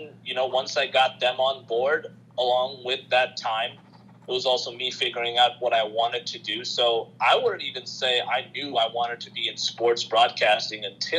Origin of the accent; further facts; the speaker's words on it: Queens, New York, United States; born there; also born or lived in Bangladesh; My family's from Bangladesh, so that's where I lived from 2003 to 2013. And I was born in Queens, so before we moved to Bangladesh or moved back there, I was familiar with basketball.